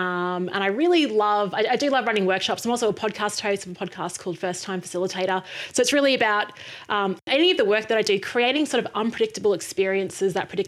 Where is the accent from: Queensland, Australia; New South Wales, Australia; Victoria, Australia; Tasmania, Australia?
Queensland, Australia; Brisbane; born there; I was born in Brisbane, Australia, but I've lived around Australia and overseas.